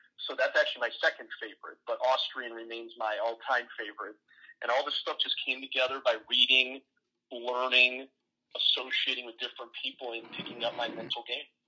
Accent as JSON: {"language": "English", "region": "Ohio", "country": "United States", "tie": "born or raised there", "said": "I live in the Midwest in a state called Ohio. I was born here in Ohio"}